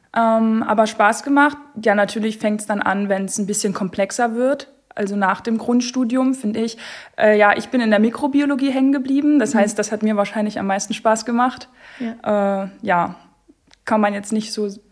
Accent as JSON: {"language": "German", "town": "Görlitz", "region": "Saxony", "country": "Germany", "also_born_or_lived": "Zittau", "said": "Ich äh, wohne und komme aus Görlitz"}